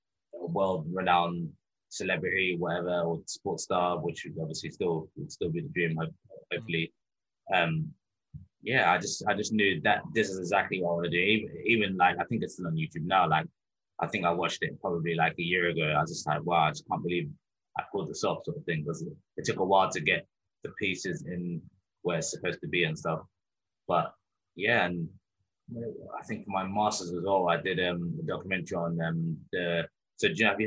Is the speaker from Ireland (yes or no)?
no; England, United Kingdom; growing up in England, obviously you watch football all the time.